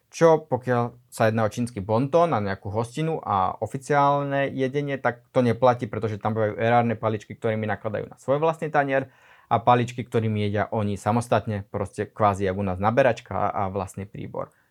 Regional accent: Slovakia

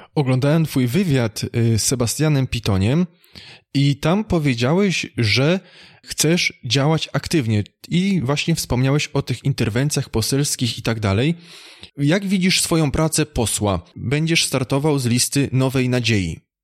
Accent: Opole Voivodeship, Poland; pochodzę mniej więcej z tamtych okolic, województwo opolskie

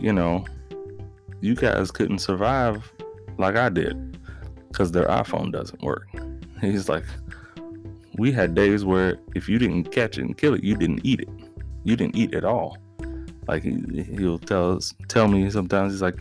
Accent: United States; growing up here as a black man in America, that I was really an American until I left America and then realized, oh, I'm an American

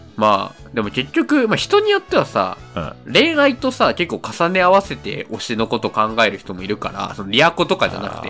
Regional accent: Saitama, Japan; 僕、埼玉県人なので

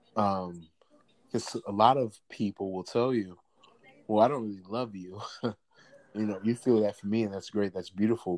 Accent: St. Louis, Missouri, United States; I'm originally from St. Louis, Missouri

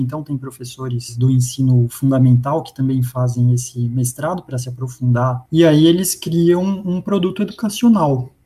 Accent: São Caetano do Sul, São Paulo, Brazil; eu nasci em, em, São Paulo, capital, cresci em São Caetano, que fica na região do ABC

